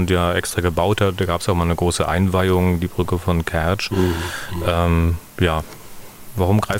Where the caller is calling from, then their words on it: Munich, Bavaria, Germany; Hallo, hier ist … ich komme aus München